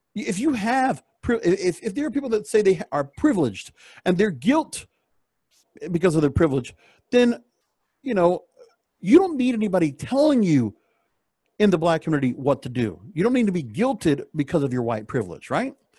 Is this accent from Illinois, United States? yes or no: no; Miami, Florida, United States; I come from Miami, Palm Beach.